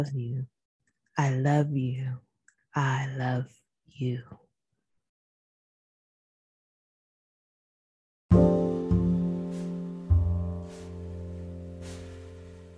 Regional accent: New York, United States; I am from New York

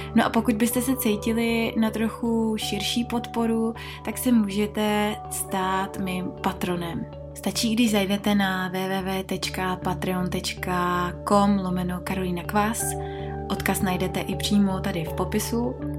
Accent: Czechia; u nás v Čechách

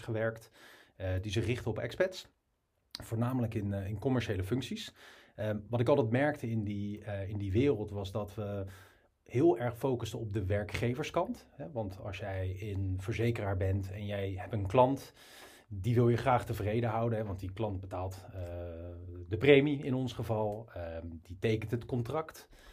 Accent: Rotterdam, South Holland, Netherlands; ik kom uit Rotterdam.

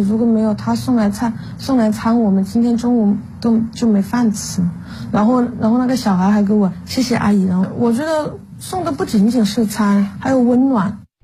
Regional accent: Chongqing, China; 我们重庆人也很耿直，就有那种江湖豪情的感觉

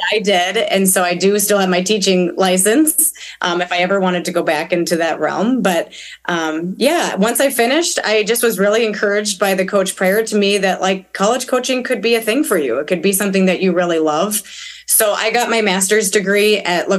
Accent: Minnesota, United States; now in Wisconsin, United States; I was raised in Minnesota

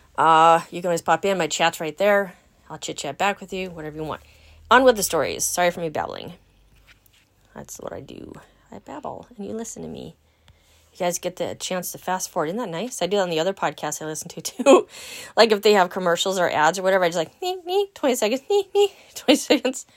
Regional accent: Los Angeles, California, United States; now in Wisconsin, United States; Born in Southern California. Hmm, San Fernando Valley. Yeah, girl. Original Valley girl

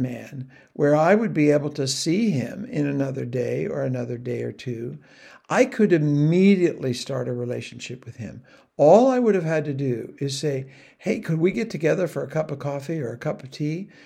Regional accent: United States; the man knew I was an American

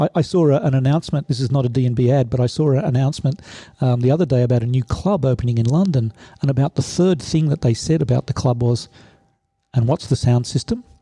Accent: Sydney, New South Wales, Australia; moved away as an adult; now in Stuttgart, Germany; Originally, I'm from uh, Sydney, Australia.

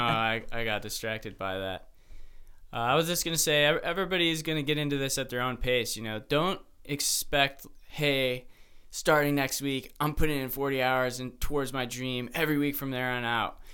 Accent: Mentor, Ohio, United States; also born or lived in Michigan; I'm from the same place as Sam

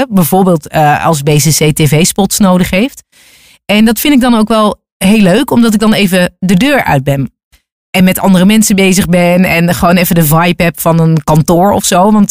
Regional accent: North Brabant, Netherlands; accent: Brabant; also born or lived in Hilversum; Want ik praatte niet plat, maar ik had wel degelijk een zachte G. Eh, af en toe een, wat Brabanders hebben is een dikke L of een rare I.

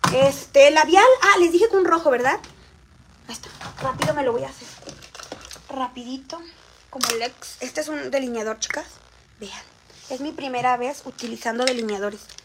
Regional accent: Xalapa, Veracruz, Mexico; Soy de la ciudad de Jalapa

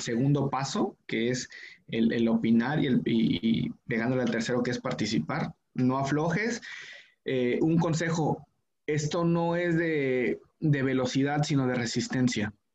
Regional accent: Mexico

